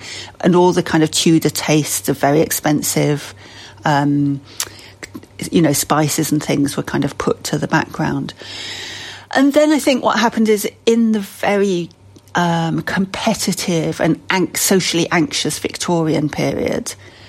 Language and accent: English; Leeds, Yorkshire and the Humber, United Kingdom; If you're a commoner and a northerner like me, and I might not sound that northern, but I grew up in Leeds